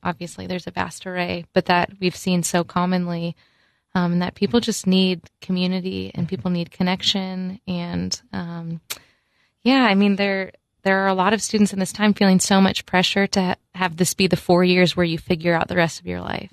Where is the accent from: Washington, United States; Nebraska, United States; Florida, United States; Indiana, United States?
Florida, United States; moved away; I went fishing a lot growing up in Florida